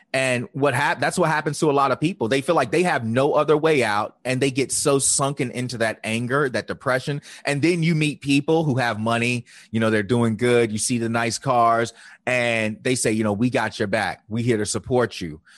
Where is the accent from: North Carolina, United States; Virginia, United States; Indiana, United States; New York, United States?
Virginia, United States; I grew up in the Bible Belt of Virginia